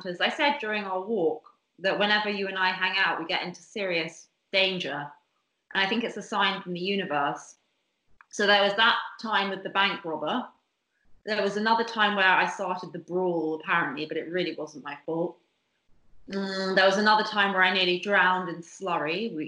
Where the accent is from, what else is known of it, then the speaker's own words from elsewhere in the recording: Bermuda; I grew up in Bermuda